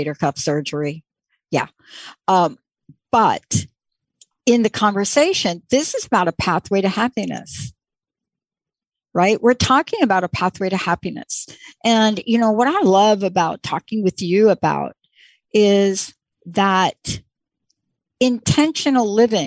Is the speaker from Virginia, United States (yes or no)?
no; New York, United States; I grew up in the East Coast and in New York